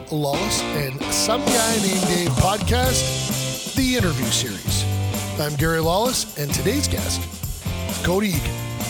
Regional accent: Winnipeg, Manitoba, Canada; Growing up in Winnipeg, you know, I have a friend who I think you were in her class at one point in time

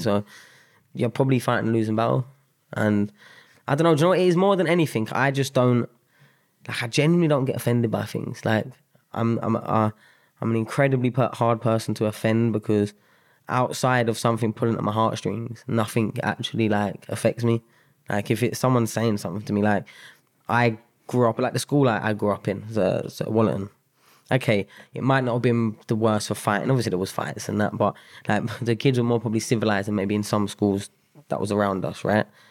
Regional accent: London, United Kingdom; moved away as an adult; also born or lived in Sutton / Mitcham / Spain / Sheffield; I grew up South London. Um, Bederton, uh, is, like, probably the, my main stomping ground.

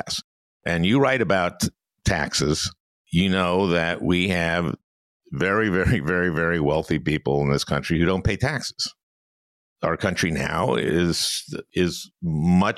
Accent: Minnesota, United States; I'm from Minnesota

